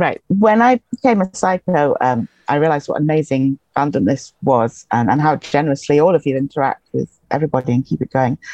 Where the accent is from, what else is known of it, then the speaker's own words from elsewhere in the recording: England, United Kingdom; accent: English; now in Highlands, Scotland; born in England, so it's an English accent